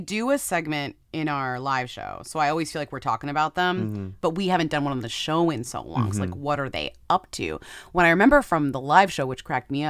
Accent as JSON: {"language": "English", "town": "Queens", "region": "New York", "country": "United States", "accent": "Queens", "said": "You should have been maximized on that accent, being from Queens, being a New Yorker."}